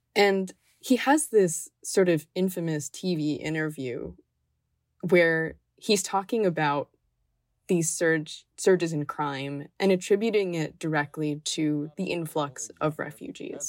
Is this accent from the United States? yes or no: yes; Miami, Florida, United States; growing up in Miami